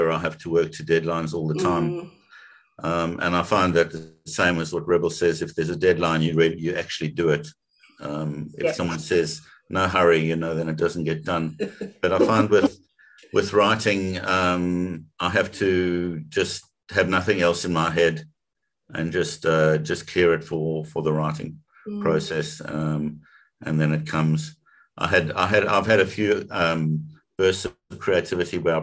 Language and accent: English; South Africa; I grew up in South Africa.